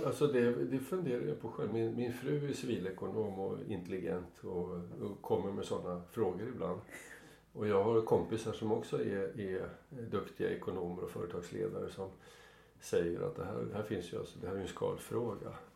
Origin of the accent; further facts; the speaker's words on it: Sweden; Jag kom från Sverige